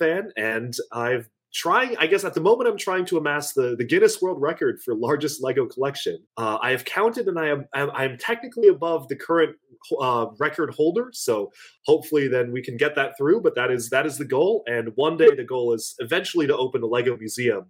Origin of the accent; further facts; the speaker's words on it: Washington, United States; born and raised in Washington